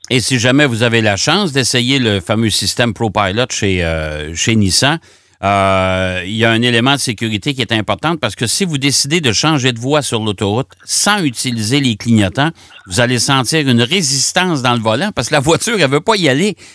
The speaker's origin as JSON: {"language": "French", "region": "Quebec", "country": "Canada", "said": "chez nous au Québec"}